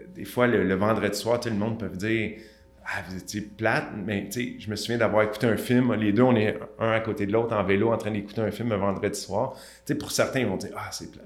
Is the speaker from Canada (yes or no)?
yes; Montreal, Quebec, Canada; je viens de Saint-Michel. Ceux qui ne connaissent pas, c'est un petit peu défavorisé à Montréal.